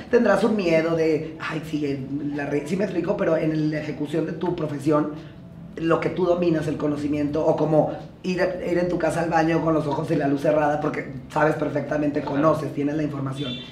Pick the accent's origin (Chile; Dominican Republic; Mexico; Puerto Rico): Mexico; Jiménez, Chihuahua; also born or lived in Torreón, Mexico; now in Mexico City, Mexico; yo nací en Torreón, pero, en Torreón, pero crecí en Jiménez, Chihuahua